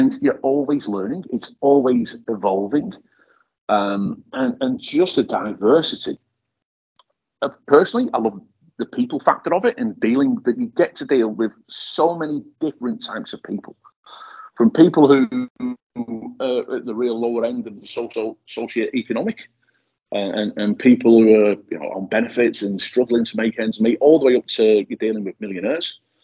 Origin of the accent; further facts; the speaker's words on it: Widnes, North West England, United Kingdom; now in New Zealand; my hometown of, of Widnes, which is on the banks of the Mersey, just outside of Liverpool